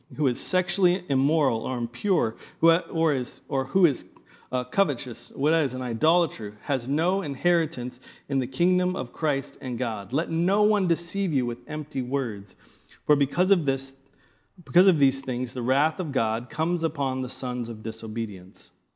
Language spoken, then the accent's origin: English; the Bible Belt, United States; now in Pacific Northwest, United States; I grew up in the Bible Belt